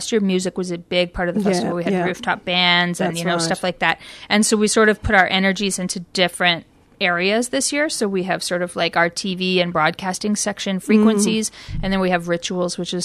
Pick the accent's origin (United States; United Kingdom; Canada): Canada; now in Australia; being from overseas, being from Canada